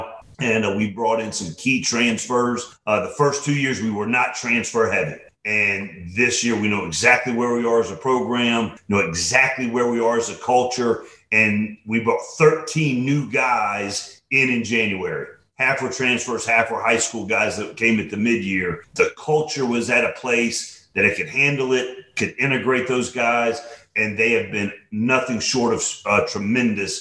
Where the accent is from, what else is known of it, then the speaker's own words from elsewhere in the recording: Atlanta, Georgia, United States; I'm born and raised in Atlanta